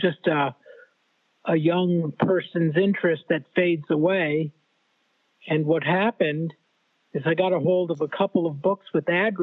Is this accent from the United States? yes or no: yes; Southern California, United States; Born and raised in California, Southern California